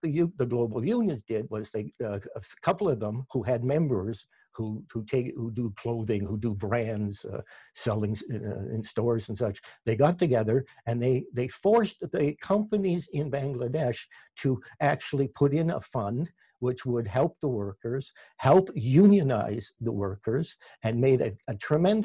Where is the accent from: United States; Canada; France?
Canada; accent: Canadian; my Canadian accent